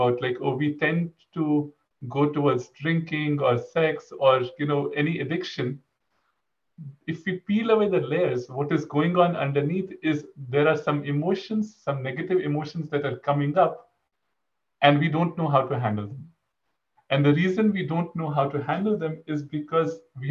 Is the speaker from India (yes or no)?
yes; India; moved away as an adult; also born or lived in College Station, Texas; I grew up in India. Until my undergraduate, I was in India, and then for graduate school, I moved to Texas